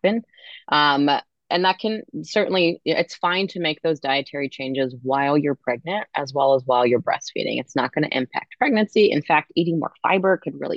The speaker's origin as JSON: {"language": "English", "region": "Maryland", "country": "United States", "said": "I'm from Maryland, and I do see have patients in Maryland as well"}